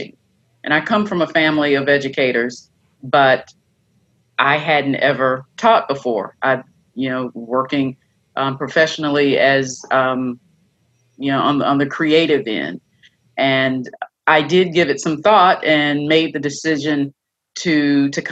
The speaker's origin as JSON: {"language": "English", "town": "Stanton", "region": "Tennessee", "country": "United States", "tie": "born or raised there", "also_born_or_lived": "Nashville, Tennessee / Charlotte, North Carolina", "moved": "yes", "lives_now": "Martin, United States", "said": "I am a native Tennessean. I grew up in, I keep wanting to say West Tennessee because I moved here from Nashville. So, you know, from Middle Tennessee to West Tennessee. But I grew up in Haywood County in Stanton, which is near Brownsville"}